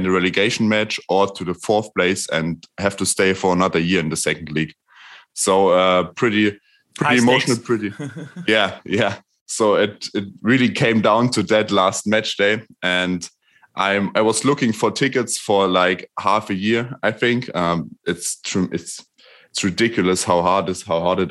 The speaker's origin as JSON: {"language": "English", "town": "Erfurt", "region": "Thuringia", "country": "Germany", "tie": "born or raised there", "said": "here from Erfurt, my hometown"}